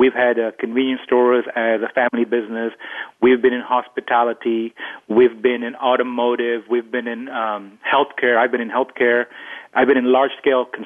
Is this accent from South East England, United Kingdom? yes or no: no; London, United Kingdom; I grew up in London